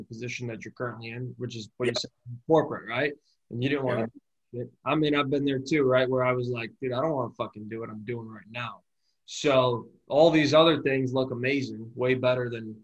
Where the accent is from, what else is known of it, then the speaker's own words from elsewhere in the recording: Syracuse, New York, United States; moved away; growing up in the Northeast, I'm from Syracuse, New York